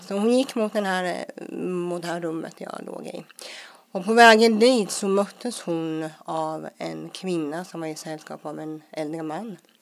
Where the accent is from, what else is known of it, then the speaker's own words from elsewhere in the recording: Småland, Sweden; komma in i det svenska, småländska härliga samhället och med ja, skola och dagis och allt